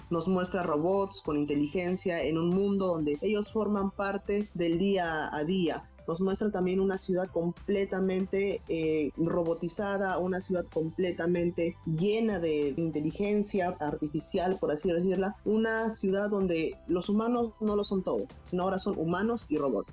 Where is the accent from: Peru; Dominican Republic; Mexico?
Peru; Chimbote, Ancash; yo soy de Chimbote